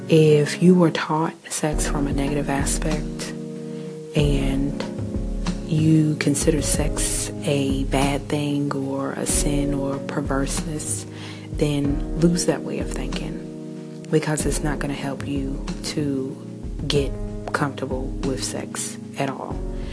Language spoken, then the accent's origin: English; New Zealand; I am Kiwi.